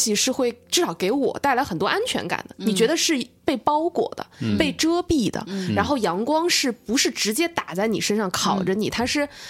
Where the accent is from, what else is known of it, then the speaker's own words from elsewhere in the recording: southern China, China; now in Beijing, China; 所以，我其实经常会在北京有一种怅然若失的感觉，是因为我是南方人。